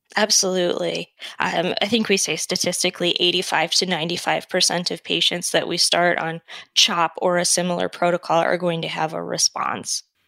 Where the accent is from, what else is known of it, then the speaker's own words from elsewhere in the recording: Detroit, Michigan, United States; moved away as an adult; also born or lived in Prince Edward Island, Canada / North Carolina / Washington / Minnesota; now in Eden Prairie, United States; I'm originally from Michigan, Metro Detroit area